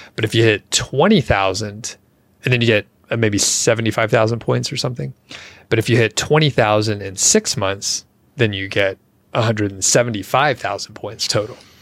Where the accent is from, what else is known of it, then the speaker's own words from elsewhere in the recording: Atlanta, Georgia, United States; moved away; I'm from Atlanta, so we used to fly Delta 'cause that was, like, the big hub out of there.